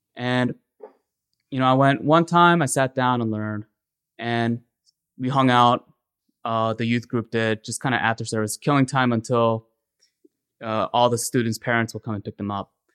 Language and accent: English; Ellicott City, Maryland, United States; I grew up in Ellicott City, Maryland